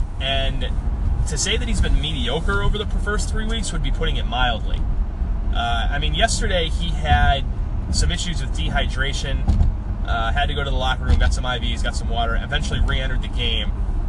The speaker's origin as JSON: {"language": "English", "region": "Massachusetts", "country": "United States", "tie": "born or raised there", "moved": "yes", "lives_now": "Philadelphia, United States", "said": "I live in Philadelphia. I live in the greater Philadelphia area, have for quite some time. But I grew up in Massachusetts"}